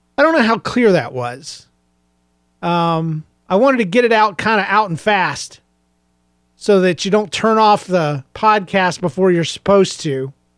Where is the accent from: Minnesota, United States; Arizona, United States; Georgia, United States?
Georgia, United States; I was raised in Georgia